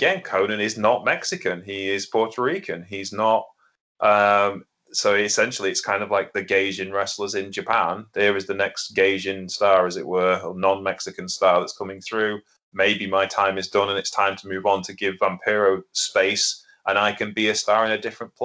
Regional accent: Lincolnshire, East Midlands, United Kingdom; in Lincolnshire, the land of, you know, Anglo-Saxons and Irish people like me

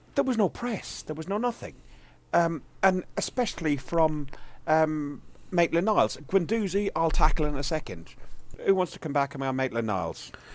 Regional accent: Ireland; I'm Irish

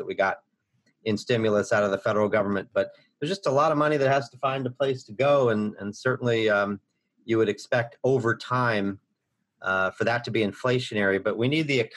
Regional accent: United States; I grew up near Missouri, show me state

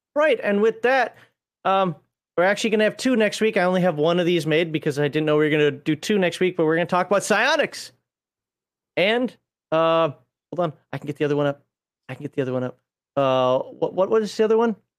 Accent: Minnesota, United States; as a Minnesotan

